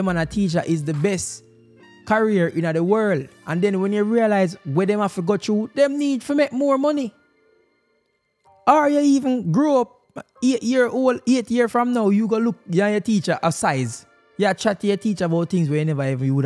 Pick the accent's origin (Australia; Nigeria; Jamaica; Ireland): Jamaica; as a Jamaican